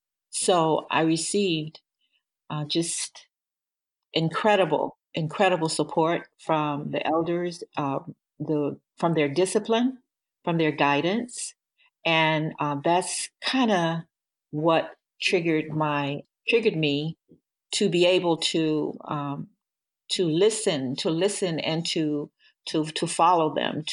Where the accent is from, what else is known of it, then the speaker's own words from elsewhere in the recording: Natchez, Mississippi, United States; now in Detroit, United States; We grew up in Natchez, Mississippi, and during the 50s, I was born in the 50s, and during the 60s and the 70s, it wasn't the easiest place to live, to be as a Black person.